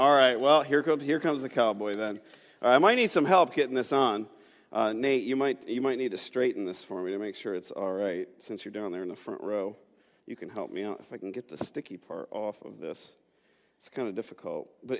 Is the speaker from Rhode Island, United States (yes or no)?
no; New York, United States; now in Pittsburgh, United States; moving here to Pittsburgh. I'm not from Pittsburgh. I'm from Western New York. And moving here at a young age, just kind of coming to this new place